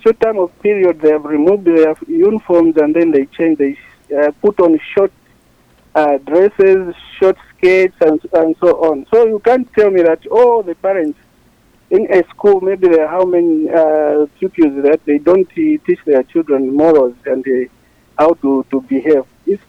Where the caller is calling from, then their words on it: Chilanga, Lusaka Province, Zambia; I'm calling you from Chilanga.